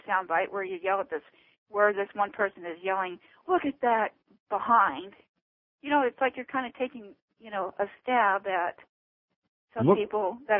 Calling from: Phoenix, Arizona, United States; I'm calling from Phoenix

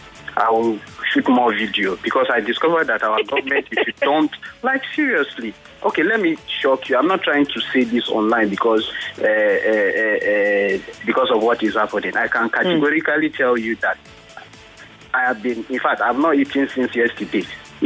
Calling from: Israel; Yeah, this is … in Israel.

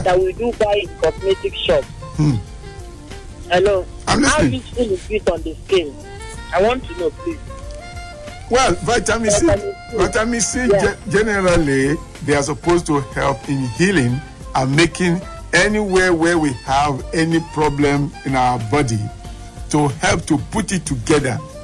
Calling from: Abuja, Federal Capital Territory, Nigeria; I'm calling from Apo right now

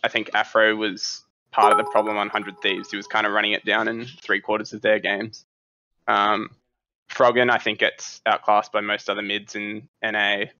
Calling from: Brisbane, Queensland, Australia; Brisbane, Australia.

